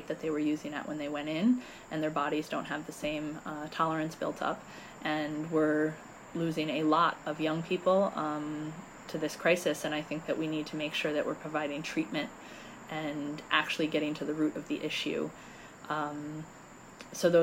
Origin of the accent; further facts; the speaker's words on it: New Lebanon, New York, United States; moved away as an adult; also born or lived in California; I was born and raised in New Lebanon